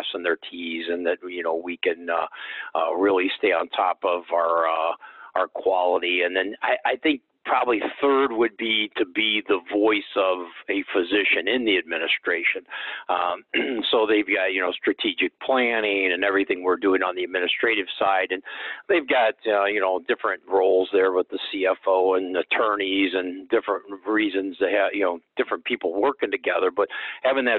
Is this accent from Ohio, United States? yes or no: yes; Akron, Ohio, United States; also born or lived in Toledo, Ohio / Sandusky, Ohio; born and raised in Akron, Ohio